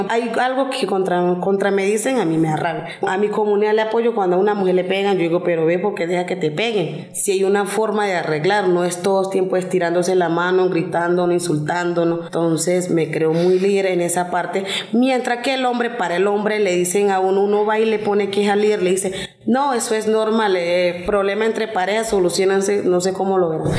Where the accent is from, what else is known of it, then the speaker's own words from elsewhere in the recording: Pereira, Risaralda, Colombia; now in Bogotá, Colombia; Yo vengo de Risaralda, de Pereira, soy …. Yo aquí llegué en Bogotá, ya va a ser como mucho tiempo, va a ser como 25 años estoy aquí en Bogotá.